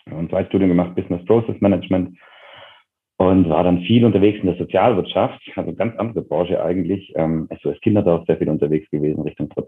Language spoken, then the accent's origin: German; Bavaria, Germany; Total so, ja. Genau. Also auf einem Dorf, auch heute noch irgendwie 700, 800 Einwohner.